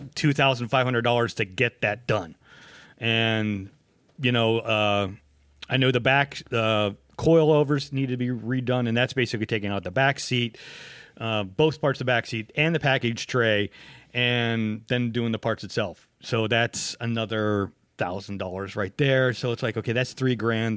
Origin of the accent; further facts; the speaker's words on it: United States; also born or lived in Pennsylvania / Ohio; I'm from Pennsylvania and Ohio